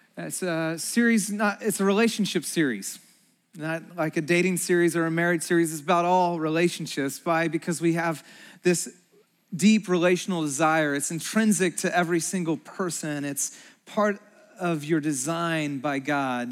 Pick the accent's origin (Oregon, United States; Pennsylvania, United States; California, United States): California, United States; Santa Cruz; moved away; also born or lived in Chicago; We grew up in Santa Cruz.